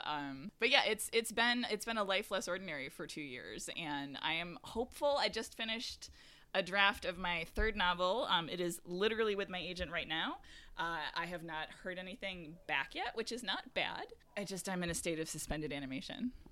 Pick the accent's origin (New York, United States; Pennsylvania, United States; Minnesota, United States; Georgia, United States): New York, United States; Syracuse; moved away; also born or lived in Boston; I grew up in upstate New York in Syracuse